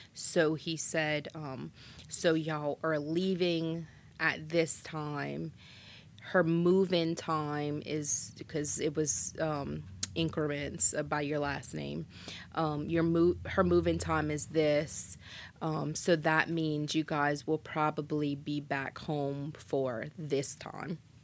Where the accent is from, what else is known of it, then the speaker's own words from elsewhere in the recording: Schriever, Louisiana, United States; I'm originally from Shriver.